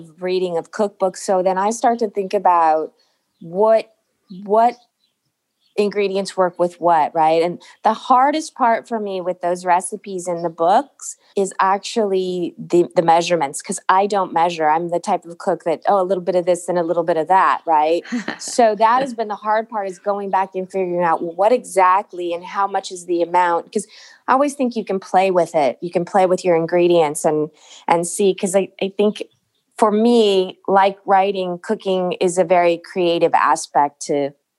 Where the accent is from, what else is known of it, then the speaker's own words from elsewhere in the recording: San Diego, California, United States; I was born and raised in San Diego